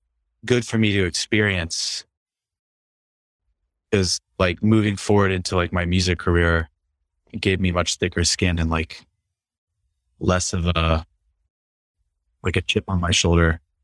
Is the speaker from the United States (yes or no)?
yes; East Coast, United States; also born or lived in Midwest; because I grew up on the East Coast and in the Midwest.